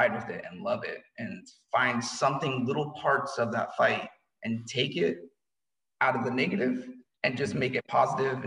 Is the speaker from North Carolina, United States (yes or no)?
no; Lewiston, Idaho, United States; I was born in Lewiston, Idaho. Childhood was interesting